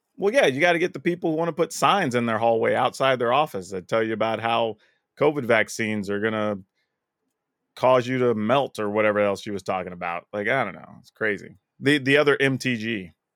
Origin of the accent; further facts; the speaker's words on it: United States; as an American